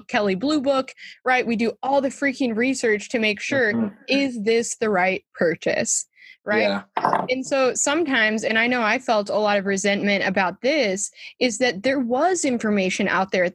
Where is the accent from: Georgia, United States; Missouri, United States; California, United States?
California, United States; San Diego; moved away; also born or lived in Western Massachusetts; I grew up in San Diego